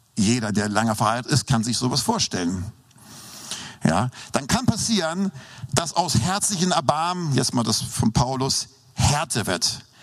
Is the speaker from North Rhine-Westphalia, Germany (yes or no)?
no; Hamburg, Germany; moved away; also born or lived in Lindau; Ich bin ja in Norddeutschland aufgewachsen, das wissen ja die meisten hier. Ähm, ähm äh, in Hamburg